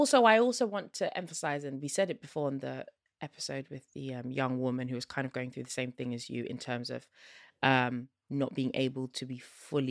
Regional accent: Zimbabwe; I am Southern African. Yeah, I'm from Zimbabwe.

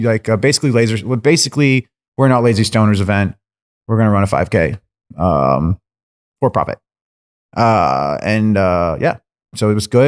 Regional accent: Lynn, Massachusetts, United States; I grew up on the North Shore of Boston in Lynn

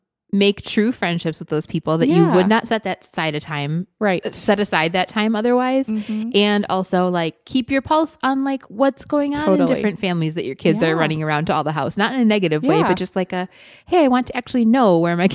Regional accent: Midwest, United States; I'm just particularly connecting with it as a Midwesterner.

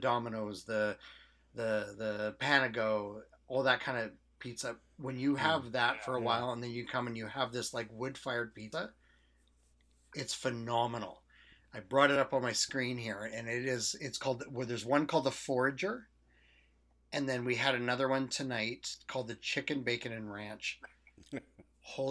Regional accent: Okanagan, British Columbia, Canada; I grew up in the Okanagan

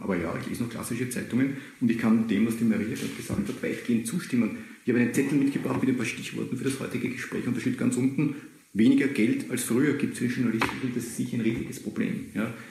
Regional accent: Austria; bei uns in Österreich

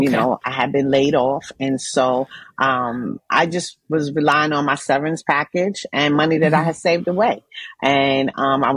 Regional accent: New York City, New York, United States; I'm from Jamaica, Queens, New York

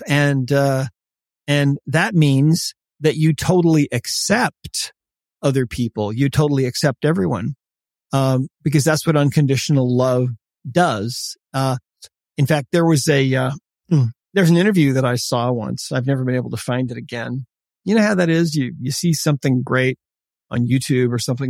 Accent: Montana, United States; also born or lived in Italy; I'm Montana.

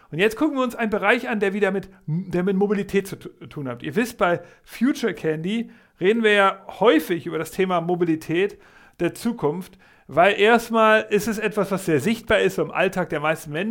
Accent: Hamburg, Germany; ich freue mich, wir machen wieder etwas über meine Heimatstadt, über Hamburg.

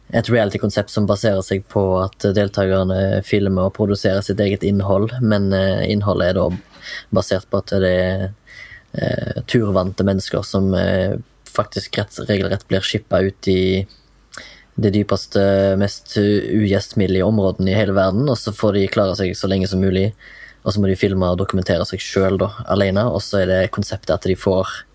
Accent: Haugesund, Rogaland, Norway; now in Oslo, Norway; kommer fra Haugesund, bor i Oslo

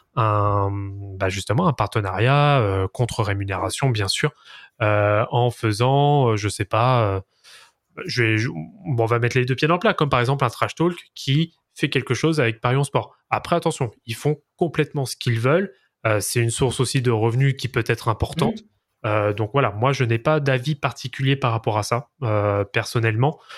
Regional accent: France; en tant que bon français

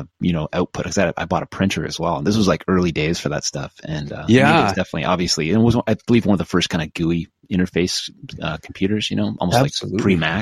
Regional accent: Oshawa, Ontario, Canada; so I grew up in Oshawa.

